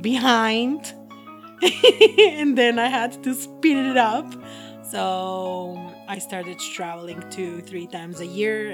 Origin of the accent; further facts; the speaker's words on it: Slovenia; first language Slovenian; English is a second language; moved away as an adult; now in China; I come from Slovenia, and I've been living in China for the past 10 years.